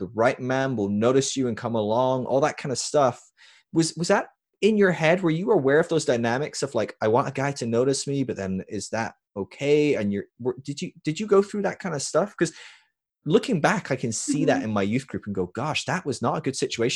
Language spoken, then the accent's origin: English; Scotland, United Kingdom; moved away as an adult; also born or lived in California; I was from Scotland